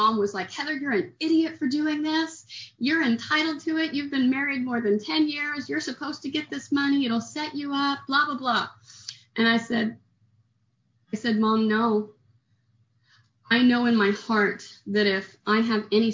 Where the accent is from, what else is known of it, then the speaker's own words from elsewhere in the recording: Oklahoma, United States; moved away as an adult; also born or lived in Kerrville, Texas; now in Houston, United States; I'm from Oklahoma and I came to Texas to get sober